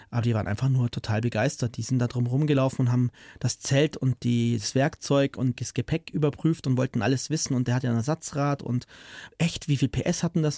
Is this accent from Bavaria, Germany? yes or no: yes; Bavaria, Germany; ich komme aus Bayern